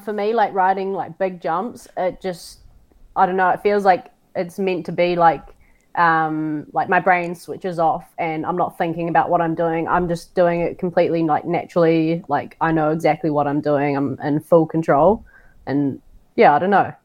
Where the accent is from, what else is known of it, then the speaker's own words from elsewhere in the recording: Auckland, New Zealand; now in Queenstown, New Zealand; I grew up in Auckland, New Zealand, with my mum and my brother.